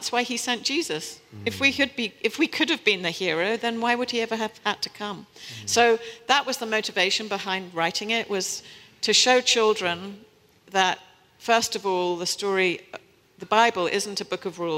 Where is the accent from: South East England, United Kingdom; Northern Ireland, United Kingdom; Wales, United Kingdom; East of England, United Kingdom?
South East England, United Kingdom; New Forest; accent: British; moved away as an adult; also born or lived in Kampala, Uganda / Kenya / West Africa / Paris, France; now in New York City, United States; I was born in Kampala, Uganda, and lived in Kenya, and Then we moved to West Africa. I was raised in a boarding school in the New Forest